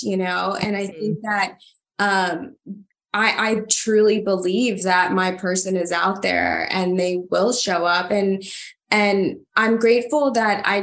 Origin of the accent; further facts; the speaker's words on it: Honduras; moved away; I'm from Honduras and I come from nothing. And my parents, you know, moved here to give me an opportunity to study